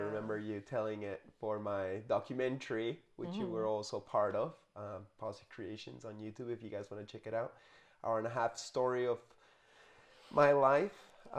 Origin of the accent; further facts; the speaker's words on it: Canada; born there; And then me being born there yeah. made it that I'm officially Canadian and yeah.